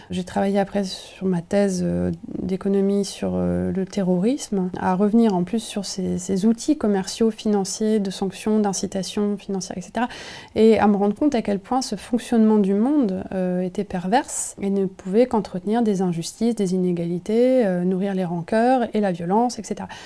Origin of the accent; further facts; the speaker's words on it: Nevers, Bourgogne-Franche-Comté, France; j'ai grandi en Bourgogne, à Nevers, un endroit où il n'y avait pas trop de, ah, pas trop de maison, ça s'est construit, j'ai vu, voilà, j'ai vu l'urbanisation.